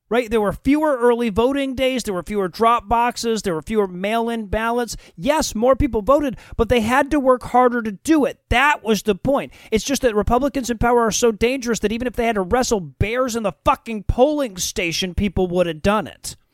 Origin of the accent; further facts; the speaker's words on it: Georgia, United States; my home state of Georgia